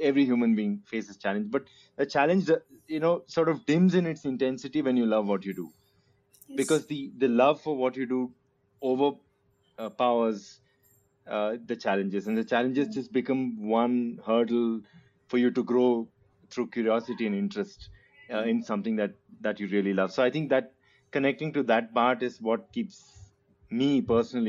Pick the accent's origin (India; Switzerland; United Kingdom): India; now in United States; as an Indian